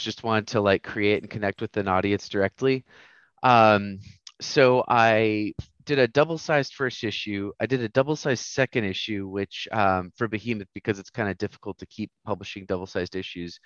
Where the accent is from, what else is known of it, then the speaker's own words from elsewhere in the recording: Roswell, New Mexico, United States; moved away; also born or lived in Japan / Texas; I'm from Roswell, New Mexico, originally, land of the aliens.